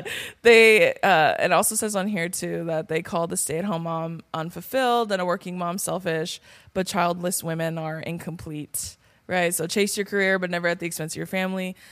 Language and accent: English; California, United States; I'm from California